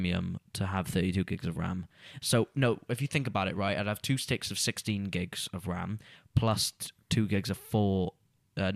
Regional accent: Pontypridd, Wales, United Kingdom; born or raised there

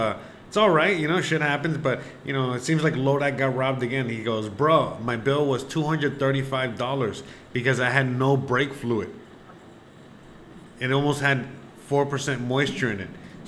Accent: Buffalo, New York, United States; moved away; even though I'm from Buffalo, even though I live in Utah

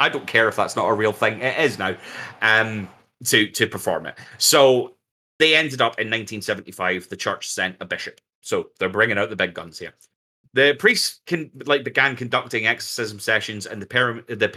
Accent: United Kingdom; We're also British

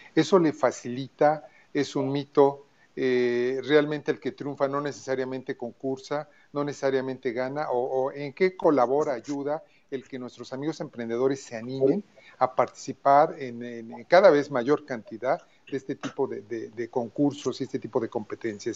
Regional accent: Mexico; vamos a apoyarnos como mexicanos

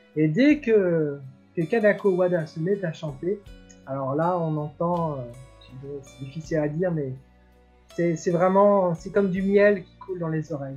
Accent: France; nous, en tant que Français

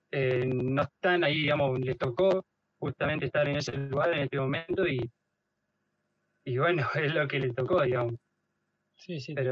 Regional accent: Mexico; Estoy dentro de todo, eh, a ver, como soy como un mexicano más, digamos.

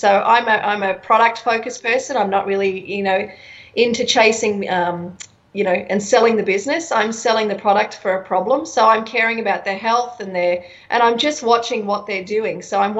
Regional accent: Brisbane, Queensland, Australia; moved away as an adult; also born or lived in United States; I'm from here. I'm from Brisbane.

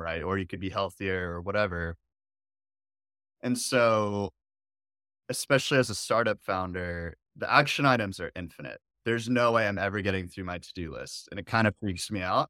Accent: Dallas, Texas, United States; I was born here in Dallas

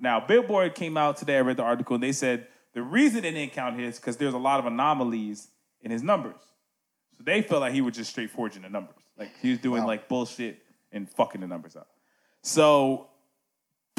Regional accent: New York, United States; also born or lived in New Jersey; I'm from New York

